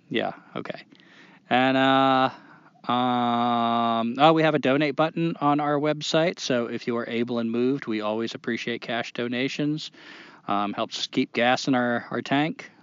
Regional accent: New Hampshire, United States; now in North Carolina, United States; I'm from New Hampshire, but now I live in North Carolina and call it home

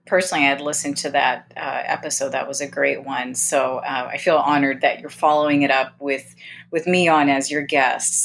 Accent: Southern California, United States; I grew up in Southern California and I, I, I currently live in Southern California.

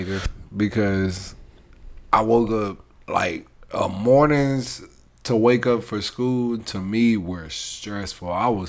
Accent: Coffeyville, Kansas, United States; I'm from Coffeyville.

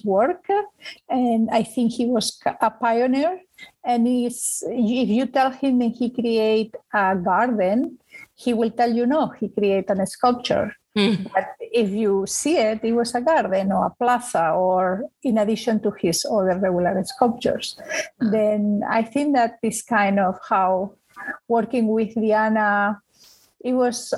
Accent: Spain; now in New York, United States; I am originally from Spain

